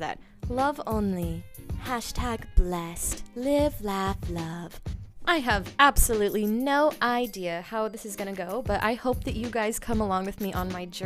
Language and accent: English; Idaho, United States; I'm from Idaho